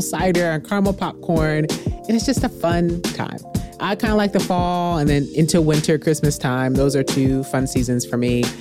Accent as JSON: {"language": "English", "region": "Midwest", "country": "United States", "tie": "born or raised there", "moved": "yes", "lives_now": "Texas, United States", "said": "I grew up in the Midwest"}